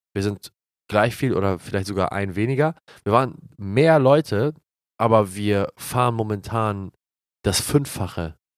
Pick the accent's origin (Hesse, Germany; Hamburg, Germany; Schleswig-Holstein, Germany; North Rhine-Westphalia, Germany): Schleswig-Holstein, Germany; Glinde; meiner Heimatstadt Glinde